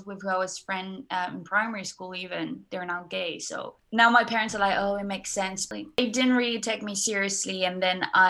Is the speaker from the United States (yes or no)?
no; France; now in Brighton, United Kingdom; I'm currently studying in Brighton and I'm from France